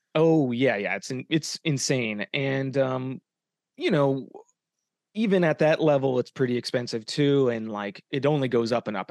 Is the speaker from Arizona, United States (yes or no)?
yes; Arizona, United States; moved away as an adult; now in Los Angeles, United States; I'm from Arizona. Um, I'm a hometown boy